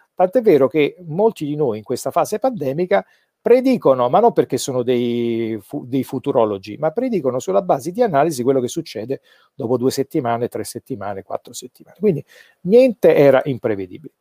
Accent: Naples, Campania, Italy; sono napoletano

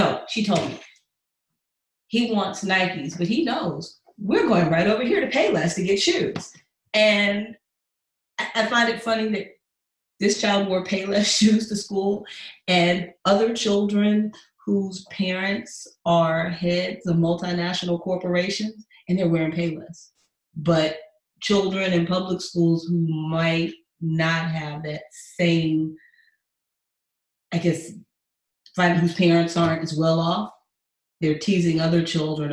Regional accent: Atlanta, Georgia, United States; moved away as an adult; now in Houston, United States; I'm from Atlanta

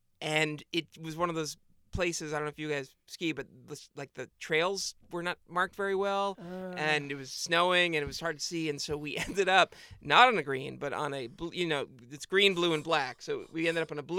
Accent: New England, United States; I mean, I grew up skiing in New England, but then as an adult, I haven't skied at all.

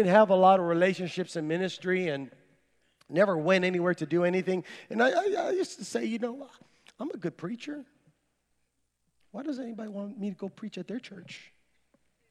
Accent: San Benito, Texas, United States; I'm from San Benito, Texas

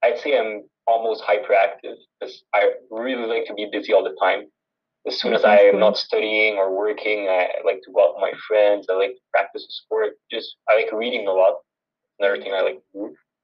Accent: Montreal, Quebec, Canada; I was born and raised in Montreal.

